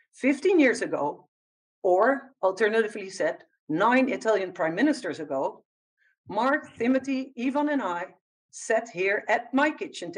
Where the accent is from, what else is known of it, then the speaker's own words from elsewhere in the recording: Netherlands; now in London, United Kingdom; my home country, the Netherlands